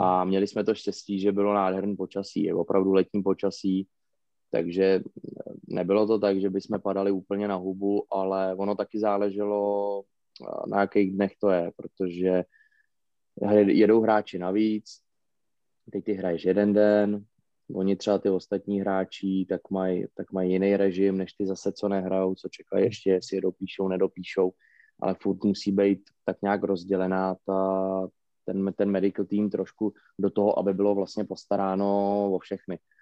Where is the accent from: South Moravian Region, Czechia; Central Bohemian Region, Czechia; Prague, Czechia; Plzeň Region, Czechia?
Plzeň Region, Czechia; Plzeň; já jsem narozený v Plzni a myslím si, že tady jednoho dne i umřu